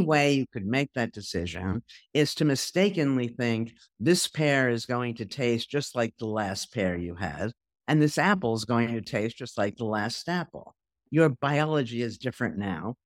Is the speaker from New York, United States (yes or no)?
yes; New York, United States; I'm a New Yorker